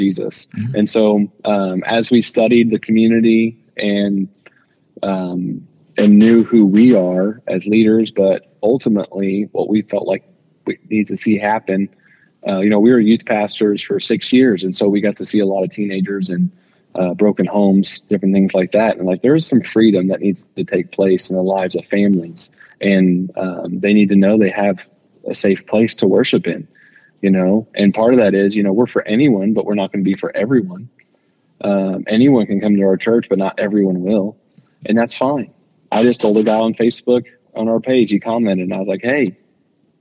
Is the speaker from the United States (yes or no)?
yes; Johnson County, Indiana, United States; moved away as an adult; also born or lived in Poplar Bluff, Missouri; I grew up in Johnson County, which is just one county to west of Shelby County.